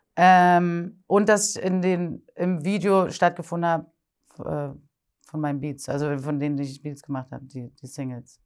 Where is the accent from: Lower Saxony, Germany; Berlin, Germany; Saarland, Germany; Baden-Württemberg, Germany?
Berlin, Germany; Und ich bin nämlich in Berlin geboren und aufgewachsen.